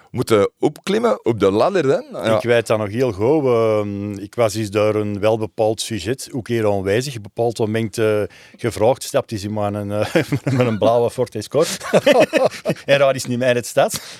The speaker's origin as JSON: {"language": "Dutch", "town": "Antwerp", "region": "Flanders", "country": "Belgium", "tie": "born or raised there", "said": "ik kwam uit een Antwerps nest. Dus hier mijn familie ging eigenlijk zien, zowel thuis als op verplaatsing. Ik ben ook geboren en getogen in duinen noord Ik heb altijd in een zaastadje gewoond, aan bischoppen of Park."}